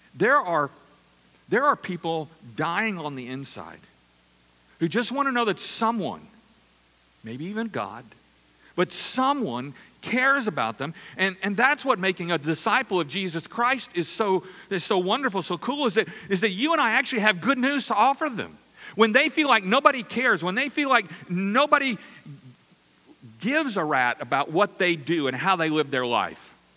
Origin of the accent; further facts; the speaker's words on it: Louisiana, United States; I'm from Louisiana